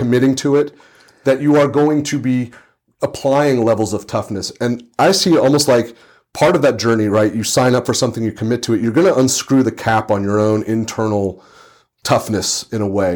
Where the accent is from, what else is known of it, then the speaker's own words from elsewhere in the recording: Santa Rosa, California, United States; I'm in my hometown, I'm in Santa Rosa, California